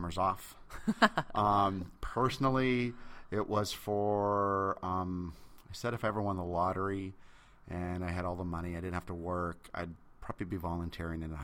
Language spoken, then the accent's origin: English; Seattle, Washington, United States; I'm from Seattle